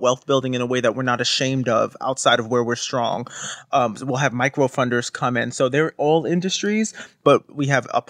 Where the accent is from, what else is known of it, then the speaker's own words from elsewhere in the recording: New York City, New York, United States; also born or lived in Newark; I grew up, I was born and raised in Brooklyn